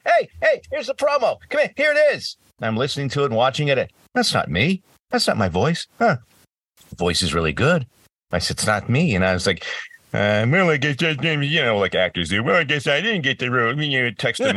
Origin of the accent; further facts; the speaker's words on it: across the border from Buffalo, Rochester, Ontario, Canada; I grew up across in Canada and across the border from Buffalo, Rochester